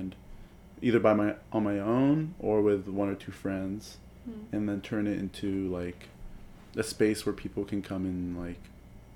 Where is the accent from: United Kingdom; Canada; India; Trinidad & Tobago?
Canada; London, Ontario; we grew up with in that first neighborhood in London